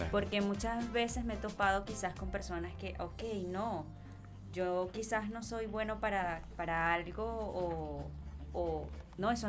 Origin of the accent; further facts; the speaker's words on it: Venezuela; en el, colegio, en, en, bachillerato, en Venezuela